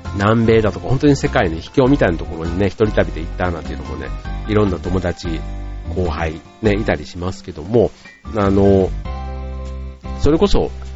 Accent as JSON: {"language": "Japanese", "region": "Osaka", "country": "Japan", "said": "僕の場合は大阪に住んでいたんで"}